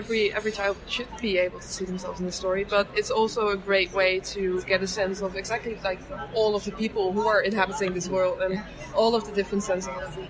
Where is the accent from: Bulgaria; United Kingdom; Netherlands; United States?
Netherlands; English is a second language; I grew up in the Netherlands and we were very into learning languages early on.